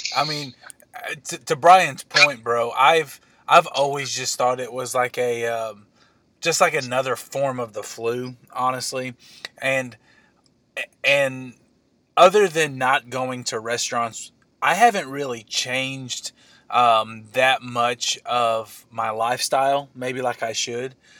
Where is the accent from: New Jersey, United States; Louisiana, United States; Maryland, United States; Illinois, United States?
Illinois, United States; we're both from Illinois